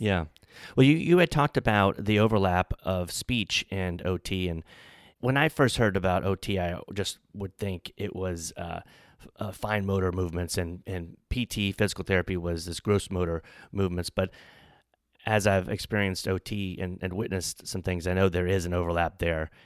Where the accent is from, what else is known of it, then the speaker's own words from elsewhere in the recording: New Orleans, Louisiana, United States; I'm from New Orleans